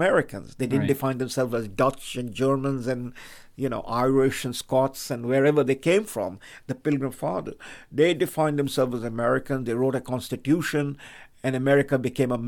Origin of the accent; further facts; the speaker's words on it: India; English is a second language; I am an Indian. I speak in English language. This is not my mother tongue